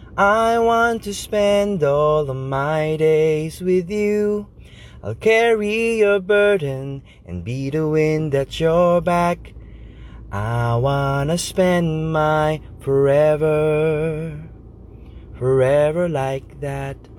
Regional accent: Philippines; we're Filipino

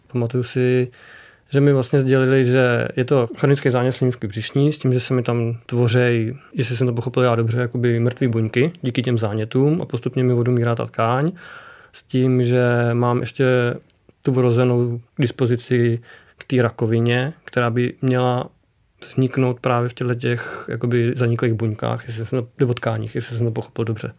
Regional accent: Kutná Hora, Central Bohemian Region, Czechia; u nás v Kutní hoře

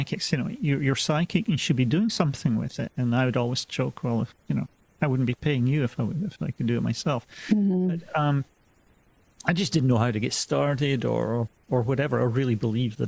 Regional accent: Scotland, United Kingdom; now in United States; I'm originally from Scotland, and you know, gradually had drifted west over the years.

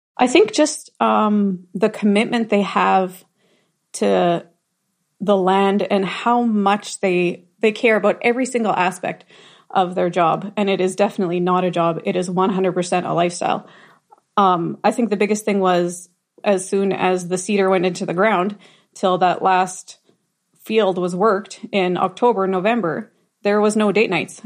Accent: Rosenort, Manitoba, Canada; born or raised there

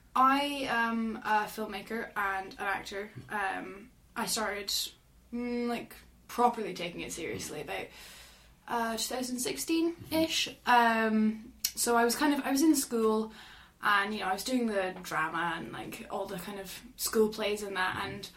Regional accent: Aberdeen, Scotland, United Kingdom; The accent would beg to differ, but yes, I am from Aberdeen.

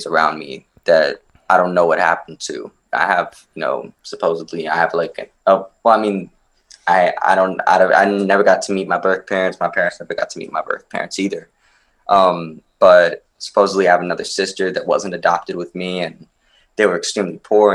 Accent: Maryland, United States; born or raised there; also born or lived in Romania

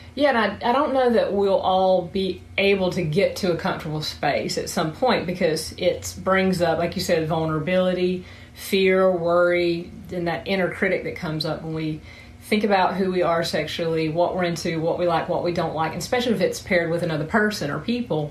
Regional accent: South Georgia, United States; accent: southern; moved away as an adult; now in Huntington Beach, United States; I'm from Georgia particularly South Georgia, where is the accents from

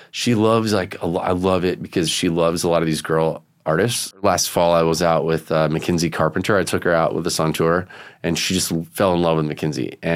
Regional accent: Vero Beach, Florida, United States; I grew up with Marty in Vero Beach, Florida.

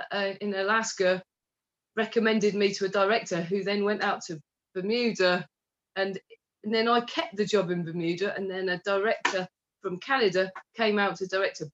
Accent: Stratford-upon-Avon, West Midlands, United Kingdom; my hometown in Stratford

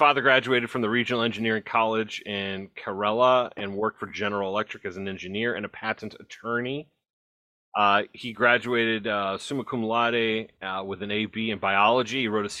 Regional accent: Northeast Ohio, United States

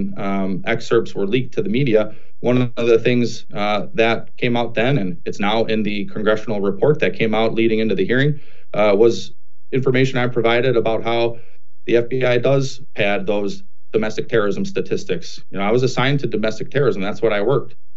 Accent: Milwaukee, Wisconsin, United States; I come from a humble blue-collar family in Wisconsin, from Milwaukee. It's where I was born and raised

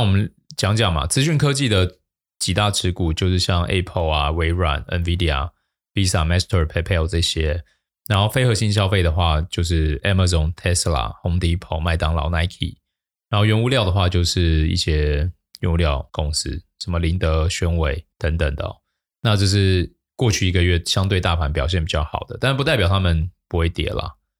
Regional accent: Taiwan; 我们台湾人真的是很喜欢高息

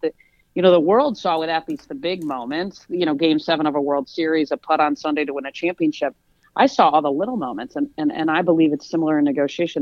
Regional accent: East Lansing, Michigan, United States; moved away as an adult; also born or lived in Atlanta; I grew up in East Lansing

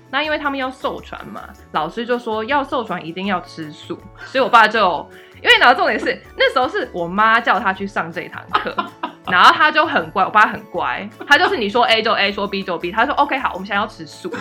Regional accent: United States; moved away as an adult; now in Taiwan; 我是美国出生长大，然后其实是大学毕业之后才来台湾自己住这样。所以我是，其实这是我在台湾自己住第二次。那小时候当然就是可能每隔五年会跟家人回来度个暑假这样

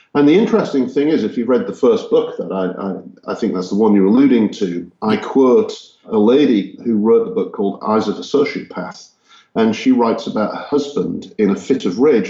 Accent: Hull, Yorkshire and the Humber, United Kingdom; also born or lived in Texas, United States; now in Czech Republic; I grew up in Yorkshire, England, in a city called Hull.

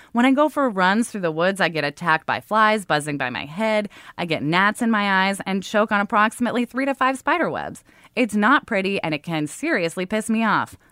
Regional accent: Oregon, United States; I grew up in Oregon

